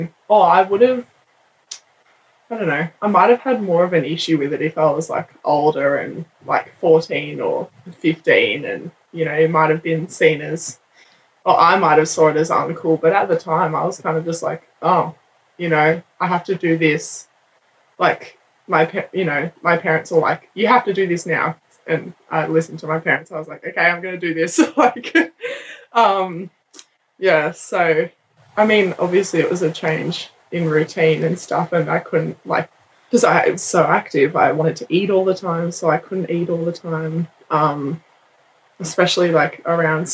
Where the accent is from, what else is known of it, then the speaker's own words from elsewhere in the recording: Penrith, New South Wales, Australia; we're from Penrith